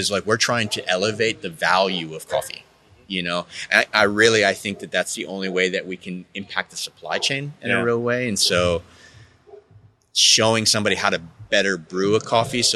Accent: Texas, United States; I grew up in Texas

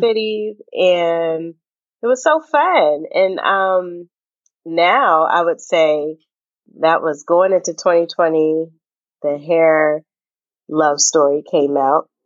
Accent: Bellevue, Washington, United States; moved away; growing up in Seattle, um, literally in Bellevue, uh, which is the even more white suburb of the city

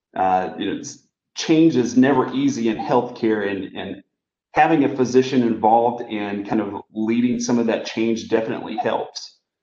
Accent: Kinston, North Carolina, United States; I grew up in a small town in North Carolina called Kinston

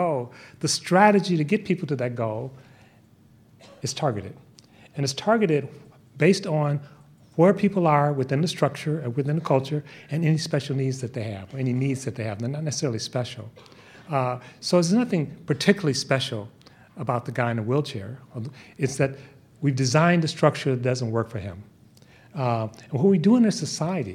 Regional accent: Bay Area, California, United States; I'm from the Bay Area

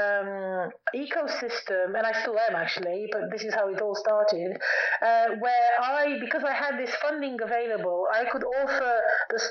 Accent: Romania; moved away as an adult; also born or lived in United Kingdom; when I was very young, I was born in Romania, and when I was about 6 years old

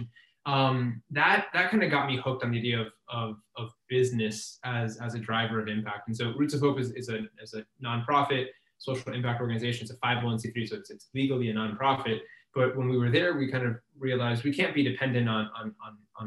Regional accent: Miami, Florida, United States; born and raised in Miami

